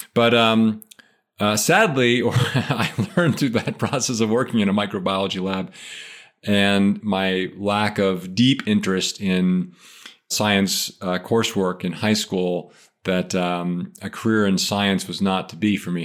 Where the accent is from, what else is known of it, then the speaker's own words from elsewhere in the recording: Philadelphia, Pennsylvania, United States; moved away as an adult; also born or lived in Maine; I grew up, uh, in suburban Philadelphia, and I lived there all the way through till I left for college.